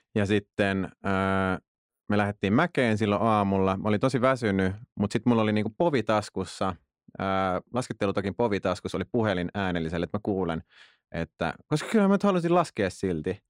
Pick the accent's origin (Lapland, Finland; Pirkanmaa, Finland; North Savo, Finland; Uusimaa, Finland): Uusimaa, Finland; Tuusula; mä oon Tuusulasta